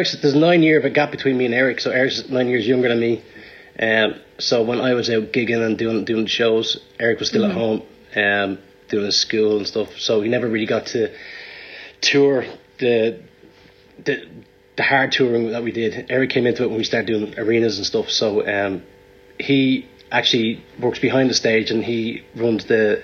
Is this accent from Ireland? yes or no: yes; Ashbourne, Leinster, Ireland; also born or lived in Dublin; I grew up in Ashbourne, just outside Dublin, in Meath.